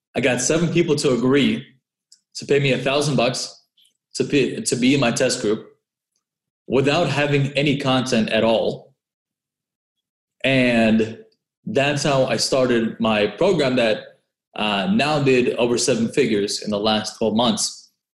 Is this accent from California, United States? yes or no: yes; Orange County, California, United States; moved away as an adult; also born or lived in San Francisco; I grew up in Orange County and I first moved to San Francisco